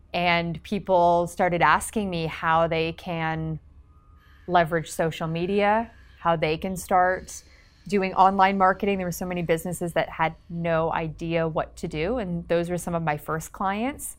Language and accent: English; Canada; now in Los Angeles, United States; I am a Canadian entrepreneur now living in Los Angeles